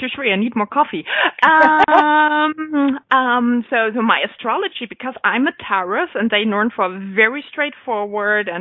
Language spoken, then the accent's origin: English; western Germany, Germany; first language German; English is a second language; I was born pretty much on the countryside, in the very western part of Germany, so 20 minutes drive to the Netherlands.